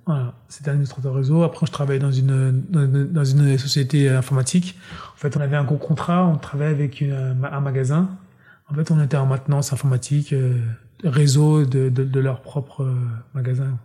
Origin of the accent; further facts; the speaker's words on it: Pierrefitte-sur-Seine, Île-de-France, France; also born or lived in Ziguinchor, Senegal / Guinea-Bissau; j'ai grandi en banlieue parisienne, euh, à Pierrefitte exactement, dans 93.